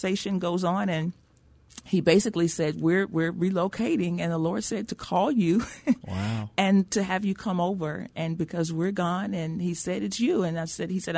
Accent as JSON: {"language": "English", "town": "Brookshire", "region": "Texas", "country": "United States", "moved": "as an adult", "lives_now": "San Antonio, United States", "said": "I'm from a little small town outside of Houston"}